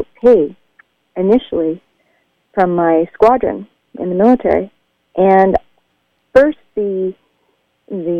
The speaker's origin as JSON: {"language": "English", "town": "Churchbridge", "region": "Saskatchewan", "country": "Canada", "tie": "born or raised there", "moved": "as an adult", "said": "I went back to my hometown of Churchbridge, Saskatchewan"}